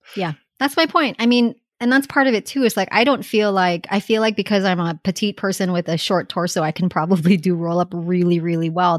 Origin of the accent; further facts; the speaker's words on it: Hawaii, United States; moved away; I grew up in Hawaii